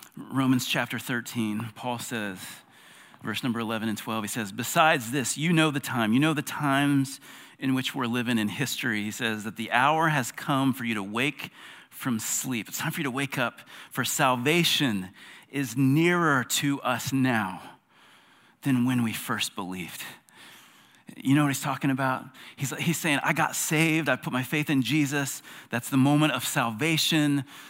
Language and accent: English; South Carolina, United States; I'm an American. I'm a South Carolinian